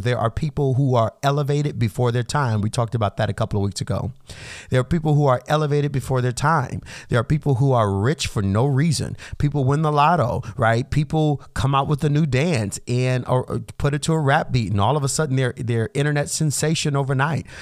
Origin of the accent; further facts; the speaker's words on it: United States; us everyday Americans